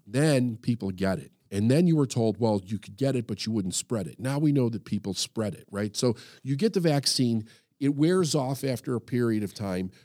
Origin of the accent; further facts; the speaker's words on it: United States; as an American and as somebody who did serve in the military